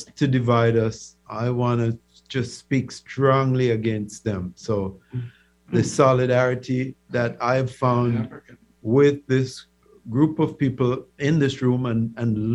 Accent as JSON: {"language": "English", "town": "Old Harbour Bay", "region": "Saint Catherine", "country": "Jamaica", "tie": "born or raised there", "also_born_or_lived": "Kingston, Jamaica", "moved": "as an adult", "lives_now": "United States", "said": "I grew up in Jamaica's largest fishing community. Old Harbor Bay is made up of hardy people who do fishing."}